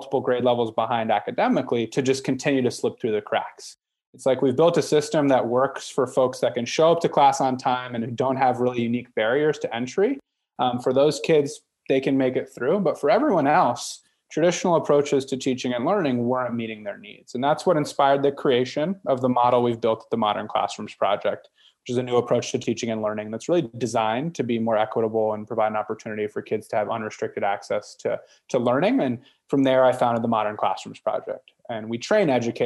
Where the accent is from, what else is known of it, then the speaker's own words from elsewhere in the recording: Northern Virginia, United States; I was born and raised in Northern Virginia